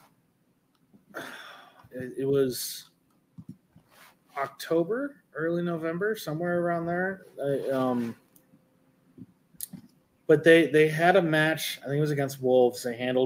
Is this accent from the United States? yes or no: yes; United States; I'm an American fan and not a proper European fan